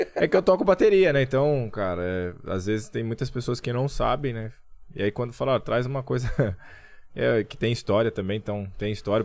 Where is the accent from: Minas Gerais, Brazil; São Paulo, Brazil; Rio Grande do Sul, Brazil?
Minas Gerais, Brazil; Camanducaia; eu cresci em Camanducaia